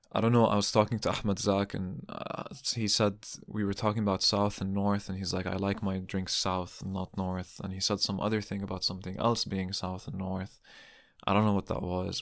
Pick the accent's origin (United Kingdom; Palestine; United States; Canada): Palestine; now in Berlin, Germany; soy de Palestina. I'm from Palestine.